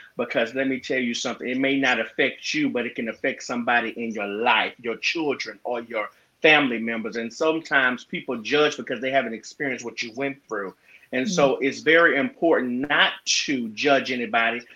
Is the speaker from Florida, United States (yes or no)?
no; Gulfport, Mississippi, United States; I'm from Gulfport, Mississippi.